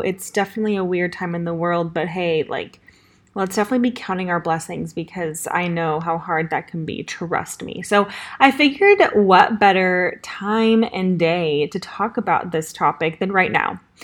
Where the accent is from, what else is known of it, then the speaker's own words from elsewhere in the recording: Los Angeles, California, United States; accent: Valley Girl; moved away as an adult; now in Nashville, United States; I am from Los Angeles, California